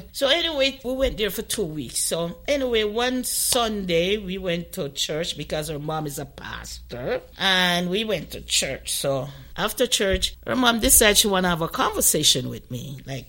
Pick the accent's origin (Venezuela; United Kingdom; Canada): Canada; Like, I'm from Canada, and I'm in Trinidad.